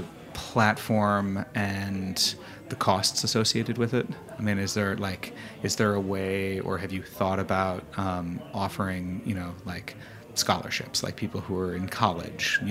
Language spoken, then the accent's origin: English; Westchester County, New York, United States; I grew up in Westchester County, New York